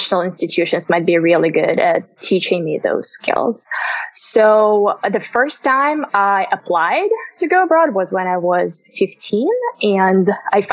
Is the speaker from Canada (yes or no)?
no; Minsk, Belarus; English is a second language; moved away as an adult; also born or lived in United States; now in Dublin, Ireland; I'm originally from Minsk, Belarus, and right now I'm located in Dublin, Ireland